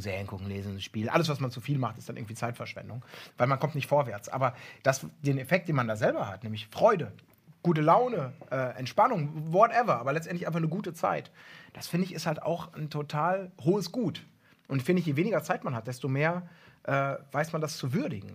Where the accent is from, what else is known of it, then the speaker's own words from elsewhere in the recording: Ibbenbüren, North Rhine-Westphalia, Germany; moved away; früher von Ebenbüren, wo ich groß geworden bin, so ein kleines Kaff